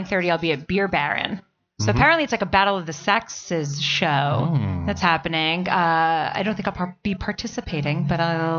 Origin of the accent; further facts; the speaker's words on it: New York, United States; now in California, United States; as a New Yorker